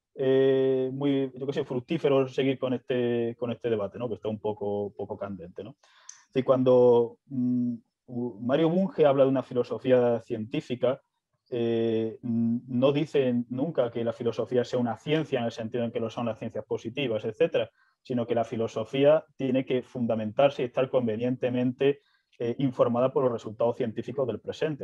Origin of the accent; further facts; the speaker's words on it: Seville, Andalusia, Spain; yo soy de Sevilla, de Andalucía